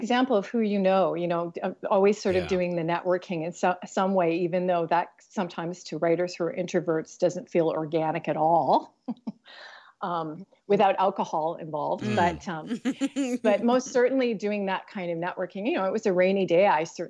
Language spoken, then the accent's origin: English; Vancouver, British Columbia, Canada; also born or lived in New York; I moved back to Vancouver from New York, in light of, you know, what was happening with the political climate and everything. And I had some personal things that sort of landed me back into my hometown.